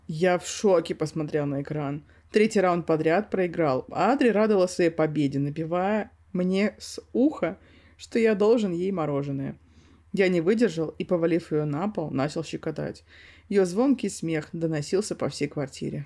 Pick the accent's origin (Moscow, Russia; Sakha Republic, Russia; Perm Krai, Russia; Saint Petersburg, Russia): Sakha Republic, Russia; Yakutia; Мы оба из Якутии. У нас один язык.